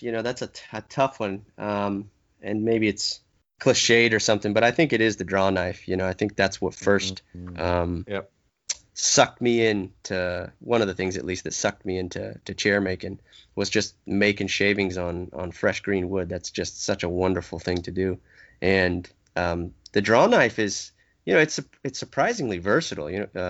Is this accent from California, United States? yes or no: yes; California, United States; I grew up in Southern California originally.